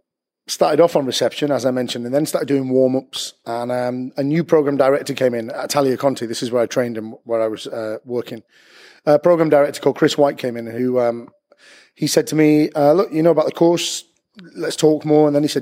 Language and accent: English; Bury, North West England, United Kingdom; moved away as an adult; also born or lived in London; now in Manchester, United Kingdom; I'm originally from Bury, little town north of Manchester, and moved down to London in 2002